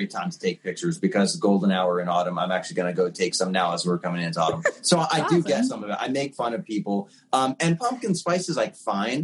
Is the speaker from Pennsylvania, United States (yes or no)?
yes; Pennsylvania, United States; as a kid in PA, like, I'd go to church and I would see Krispy Kremes